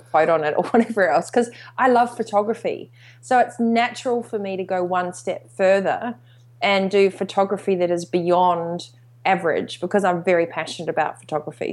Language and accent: English; New Zealand; also born or lived in Australasia; growing up in New Zealand and, and Australasia